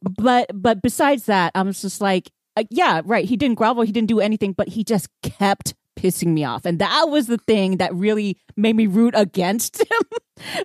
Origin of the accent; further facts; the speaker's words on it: Houston, Texas, United States; I grew up in Houston